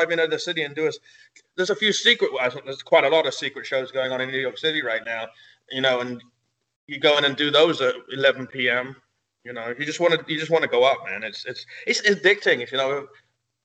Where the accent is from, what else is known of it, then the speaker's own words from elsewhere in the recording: England, United Kingdom; moved away as an adult; now in United States; I grew up in England and I lived there until I was 22.